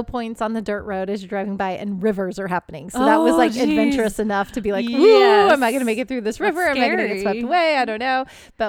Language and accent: English; Pacific Northwest, United States; Miss, I'm from Pacific Northwest. We wear rain boots.